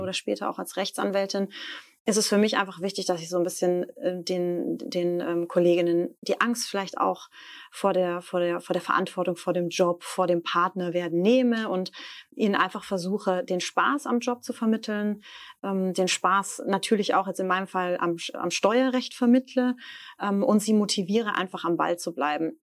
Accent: Stuttgart, Baden-Württemberg, Germany; moved away as an adult; also born or lived in Leipzig / Darmstadt; ich bin ja Stuttgarterin

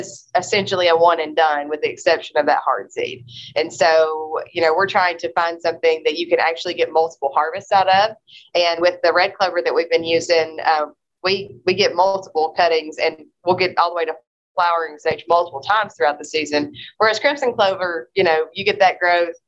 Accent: Kentucky, United States; moved away; I grew up in Kentucky

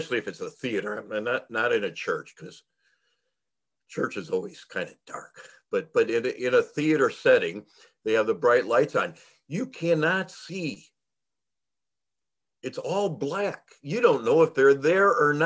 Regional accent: Chicago Heights, Illinois, United States; I grew up in Chicago Heights, which is 211th Street South

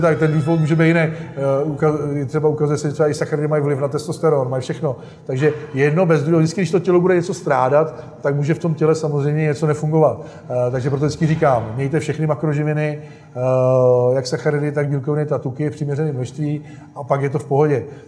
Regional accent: South Bohemian Region, Czechia; jak jsme z Jihu Čech, tak tady jsou sami rybníky

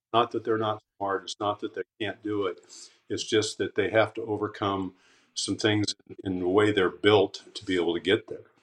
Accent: Caldwell, Idaho, United States; moved away as an adult; also born or lived in Twin Falls, Idaho; I was born in Twin Falls and um, grew up in Caldwell, uh, just outside of Boise

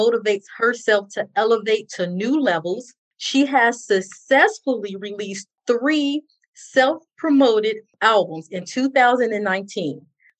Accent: Chicago, Illinois, United States; growing up in Chicago

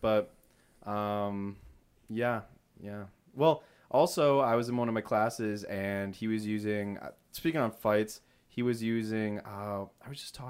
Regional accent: Rochester, New York, United States; It's New York. I'm from New York, Rochester. There's so many places.

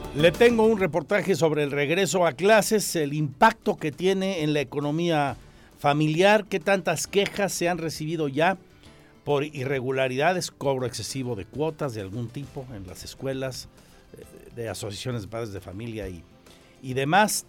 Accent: Querétaro, Mexico; Somos de Querétaro

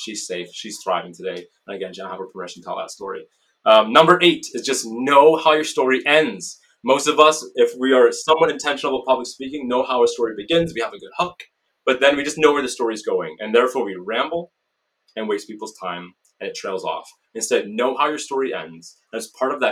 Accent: Canada; I'm Canadian

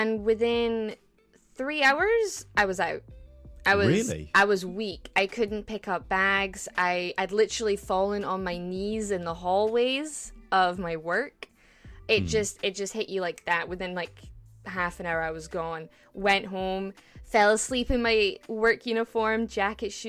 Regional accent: Scotland, United Kingdom; I'm a Scottish, yes, the land of the brave, the land of the free.

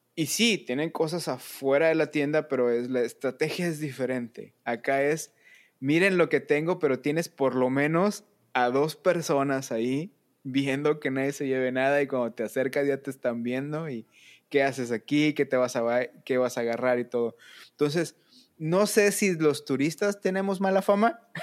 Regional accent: Monterrey, Nuevo León, Mexico; puros chavos de Monterrey que llegamos ahí

